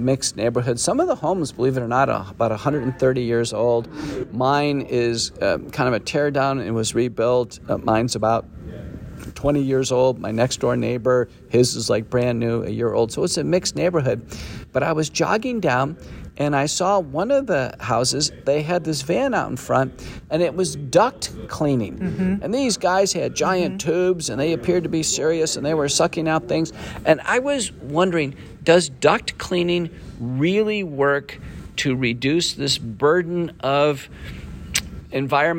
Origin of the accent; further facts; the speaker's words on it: northern Texas, United States; when I was a kid growing up in Texas, I went to a high school in northern Texas